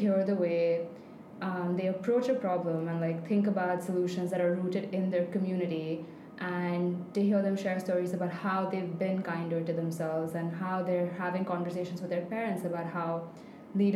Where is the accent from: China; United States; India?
India; Mumbai, Maharashtra; moved away as an adult; now in Abu Dhabi, United Arab Emirates; I'm from Mumbai in India